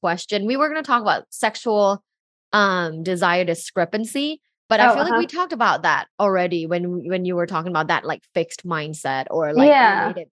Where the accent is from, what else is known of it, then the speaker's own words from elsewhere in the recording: Thailand; moved away; I'm originally from Thailand, and like in Thai culture, people don't go see a therapist